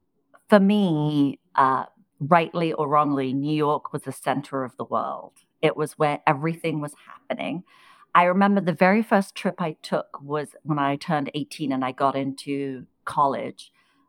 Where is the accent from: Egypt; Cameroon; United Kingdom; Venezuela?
United Kingdom; England; There was one coveted role because I grew up in England. I was at Cambridge University.